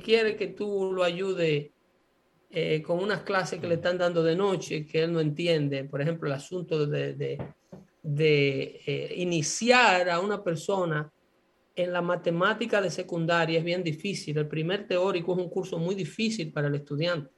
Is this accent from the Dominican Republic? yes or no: yes; Sabana de la Mar, Hato Mayor, Dominican Republic; el liceo nocturno de mi pueblo